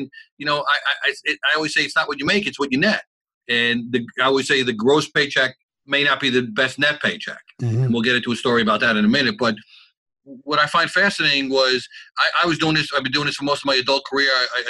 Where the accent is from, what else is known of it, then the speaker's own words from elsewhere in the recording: New York City, New York, United States; As an Italian kid growing up in Brooklyn